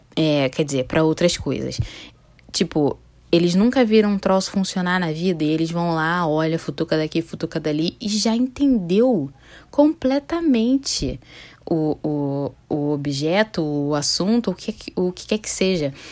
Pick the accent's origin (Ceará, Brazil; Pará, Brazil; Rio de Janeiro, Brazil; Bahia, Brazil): Rio de Janeiro, Brazil; Niterói; Eu nasci no Hospital Antônio Pedro, aqui em Niterói. Eu sou de Niterói, Rio de Janeiro